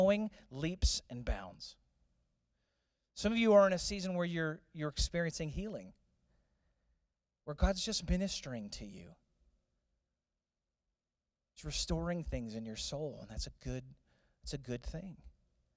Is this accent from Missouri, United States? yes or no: yes; St. Louis, Missouri, United States; Growing up in St. Louis